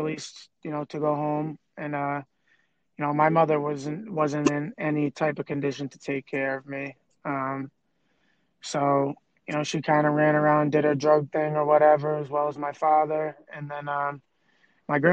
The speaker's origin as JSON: {"language": "English", "region": "Massachusetts", "country": "United States", "tie": "born or raised there", "also_born_or_lived": "Southbridge, Massachusetts / Medway, Massachusetts / Cape Cod, Massachusetts", "said": "So I was born in Southbridge. I wasn't raised in Southbridge."}